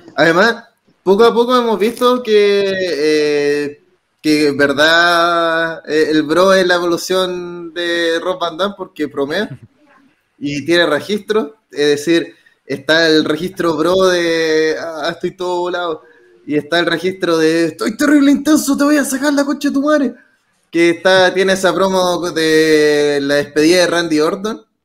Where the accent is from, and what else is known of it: Chile